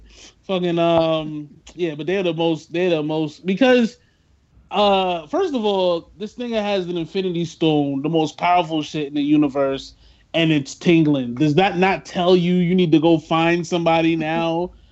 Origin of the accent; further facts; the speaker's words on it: New York, United States; I talk like this people. And I'm from New York.